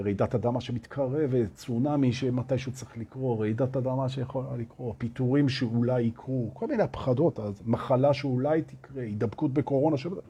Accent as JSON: {"language": "Hebrew", "town": "Tel Aviv", "region": "Tel Aviv District", "country": "Israel", "moved": "as an adult", "lives_now": "Herzliya, Israel", "said": "אני, אני תל אביבי, עוד שעכשיו אני בהרצליה, אבל אני תל אביבי"}